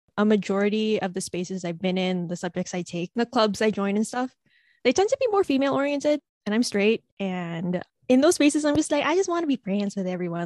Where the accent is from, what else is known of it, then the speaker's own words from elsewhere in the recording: Philippines; as an Asian, as a Filipino